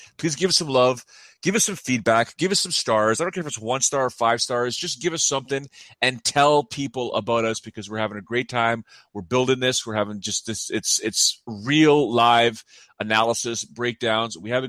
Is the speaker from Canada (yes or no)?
yes; Canada; I guess I'm Canadian, but I guess I'm Italian.